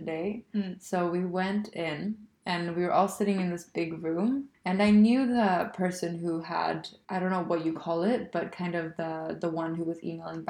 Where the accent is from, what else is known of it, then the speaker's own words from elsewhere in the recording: Sweden; I'm Swedish